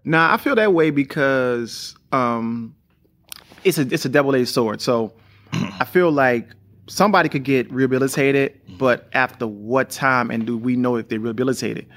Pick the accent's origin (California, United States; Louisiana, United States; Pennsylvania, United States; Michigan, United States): Louisiana, United States; New Orleans; me growing up in New Orleans was crazy 'cause I was the youngest